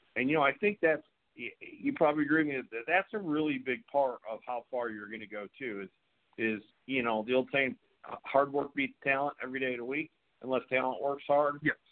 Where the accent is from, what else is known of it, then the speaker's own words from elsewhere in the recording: upstate New York, United States; also born or lived in California; now in North Carolina, United States; I live in North Carolina now, but I'm originally from New York.